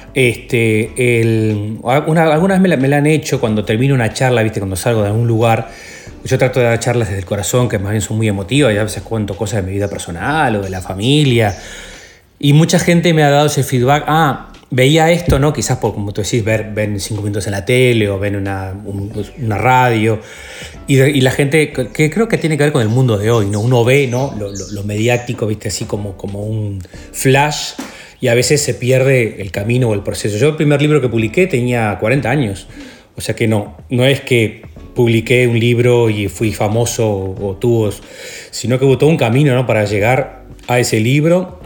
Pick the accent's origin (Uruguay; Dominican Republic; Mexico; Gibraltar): Uruguay; Lascano, Rocha; also born or lived in La Paloma; Mi familia es de Las Canos, Rocha. Yo, yo, nací en Las Canos